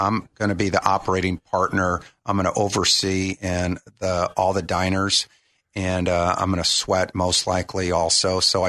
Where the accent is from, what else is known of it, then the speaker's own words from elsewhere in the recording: Indiana, United States; moved away as an adult; now in Orlando, United States; I'm actually from Indiana.